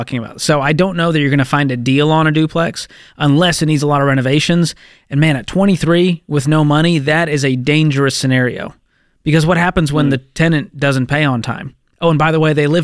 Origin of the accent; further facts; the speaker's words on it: Boston, Massachusetts, United States; my hometown of Boston, Massachusetts